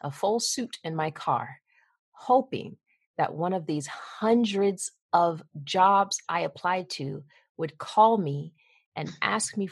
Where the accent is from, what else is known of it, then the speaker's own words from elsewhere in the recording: Lawrenceville, Georgia, United States; moved away as an adult; also born or lived in Bloomington, Indiana; When I was growing up outside of Atlanta